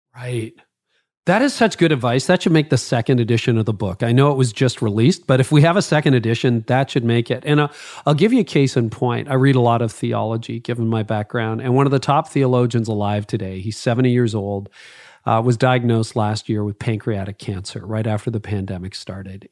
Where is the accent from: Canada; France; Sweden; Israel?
Canada; being Canadian